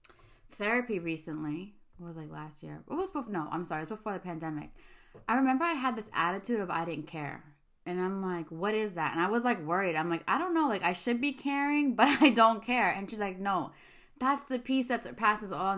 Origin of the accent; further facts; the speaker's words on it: New York City, New York, United States; moved away; I'm from Staten Island